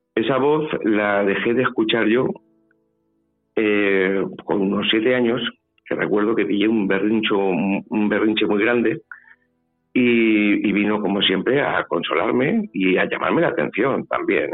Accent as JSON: {"language": "Spanish", "town": "Valencia", "region": "Valencian Community", "country": "Spain", "tie": "born or raised there", "also_born_or_lived": "Puertollano / Almodóvar del Campo / Ciudad Real", "said": "Yo soy nacido en Puerto Llano la familia mía es de Almodóvar. Pero claro, yo me he criado en Valencia"}